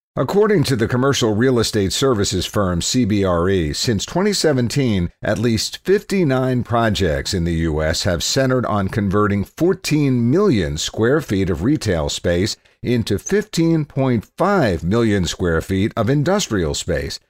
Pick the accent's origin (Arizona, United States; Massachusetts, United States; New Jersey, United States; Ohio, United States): Ohio, United States; Cleveland; as a teenager growing up in Cleveland